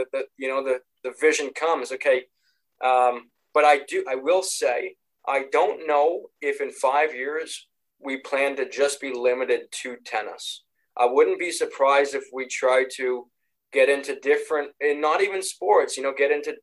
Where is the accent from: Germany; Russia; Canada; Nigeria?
Canada; we grew up a big hockey family. We're Canadian